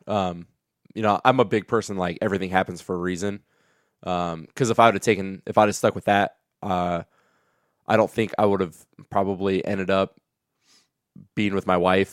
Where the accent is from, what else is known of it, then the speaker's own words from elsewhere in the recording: Kenton, Ohio, United States; moved away as an adult; also born or lived in Bowling Green, Ohio; now in Perrysburg, United States; I'm from Kenton, Ohio